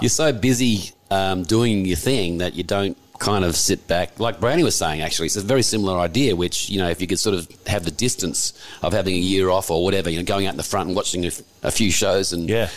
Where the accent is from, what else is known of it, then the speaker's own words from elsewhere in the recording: Perth, Western Australia, Australia; moved away as an adult; now in Sydney, Australia; I come from Perth originally. Right. But uh, I moved here when I was in my early 20s